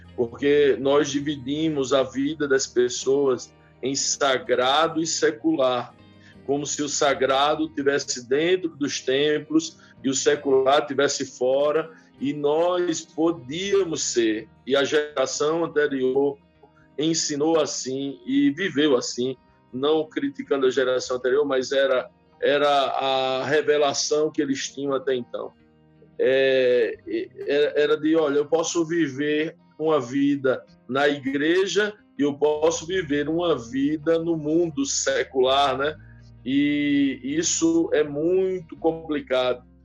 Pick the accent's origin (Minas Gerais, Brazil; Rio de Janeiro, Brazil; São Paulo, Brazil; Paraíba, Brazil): Paraíba, Brazil; now in Dias d'Ávila, Brazil; Sou paraibano, engenheiro de produção de formação